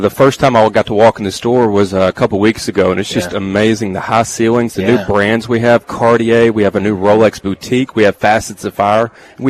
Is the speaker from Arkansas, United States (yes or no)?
yes; Arkansas, United States; moved away as an adult; also born or lived in Conway, Arkansas; now in Memphis, United States; obviously I'm from Arkansas. I wanted to move back to Memphis. Yeah. I was living here for about 2.5 years and moved back to Conway to run that store.